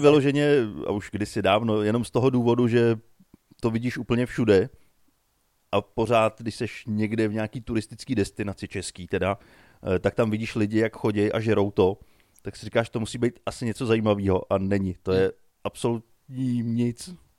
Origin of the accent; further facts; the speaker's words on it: Nymburk, Central Bohemian Region, Czechia; u nás v Nymburce na náměstí